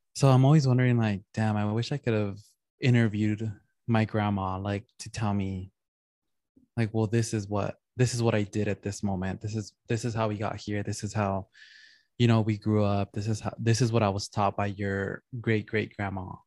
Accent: San Gabriel Valley, California, United States; growing up in San Gabriel Valley, it, it just feels like Mexico

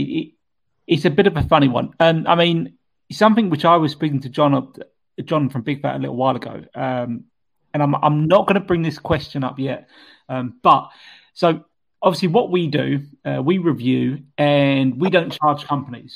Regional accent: England, United Kingdom; We're English

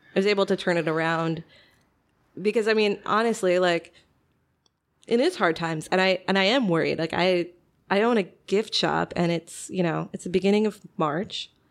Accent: Kansas City, United States; also born or lived in Chicago; now in Batavia, United States; I'm originally from Kansas City

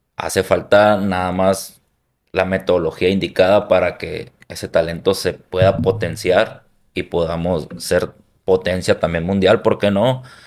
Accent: Hermosillo, Sonora, Mexico; soy de la costa de Hermosillo, soy de ahí originario

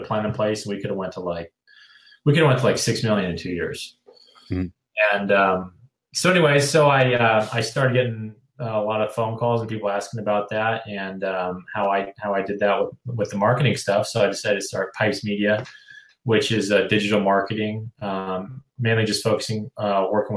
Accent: Denver, Colorado, United States; moved away as an adult; also born or lived in Seattle / San Francisco / Los Angeles; now in San Diego, United States; I'm originally from Denver, Colorado.

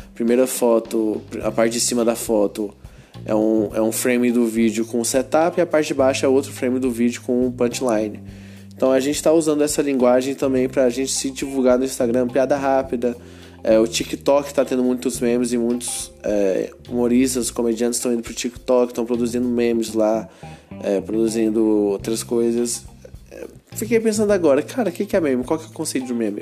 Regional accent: Goiânia, Goiás, Brazil; eu sou de Goiânia

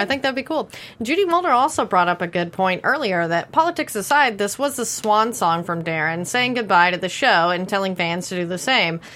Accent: Texas, United States; I grew up in Texas

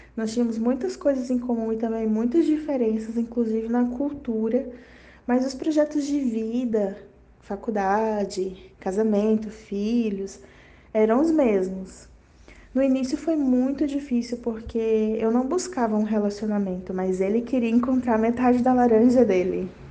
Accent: Boa Vista, Roraima, Brazil; eu sou de Boa Vista, Roraima

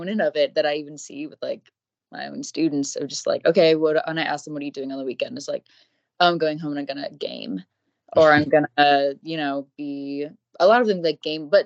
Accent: Everett, Washington, United States; I grew up in Everett, Washington, which is like 20 minutes north of Seattle.

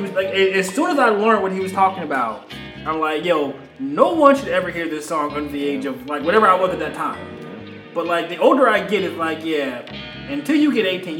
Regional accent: New York, United States; growing up in New York, like, I had the music there.

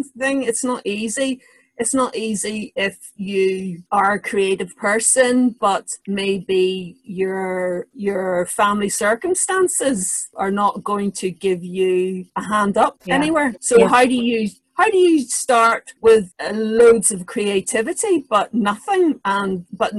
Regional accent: Northern Ireland, United Kingdom; I was born in Northern Ireland

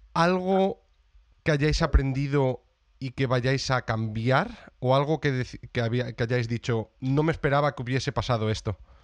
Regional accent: Salamanca, Castile and León, Spain; now in Brighton, United Kingdom; yo de Salamanca, pero por desgracia no estaba en Salamanca y yo vivo en Brighton, en eh, Reino Unido. Llevo aquí ya muchos años.

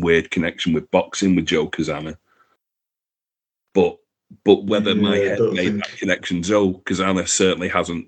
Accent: Manchester, North West England, United Kingdom; I come from Manchester

